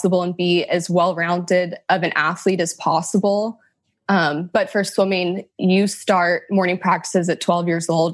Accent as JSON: {"language": "English", "town": "Sacramento", "region": "California", "country": "United States", "tie": "born or raised there", "also_born_or_lived": "Elk Grove, California / Folsom, California / South Carolina", "said": "I was born and raised in Sacramento, California"}